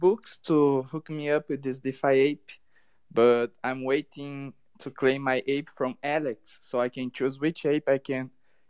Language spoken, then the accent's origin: English; Brazil; Nah, bro, I'm from Brazil, South America.